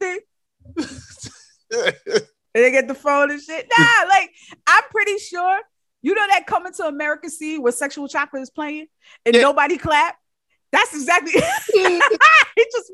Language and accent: English; New York, United States; I'm from New York.